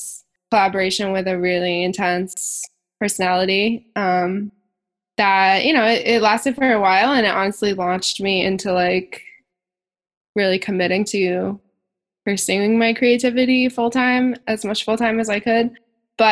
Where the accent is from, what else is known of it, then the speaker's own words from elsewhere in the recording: Maine, United States; now in Boston, United States; I grew up a hippie in Maine